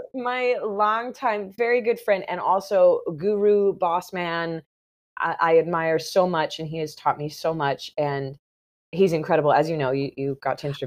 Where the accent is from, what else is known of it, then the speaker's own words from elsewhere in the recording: south of St. Louis, Missouri, United States; I grew up in the Midwest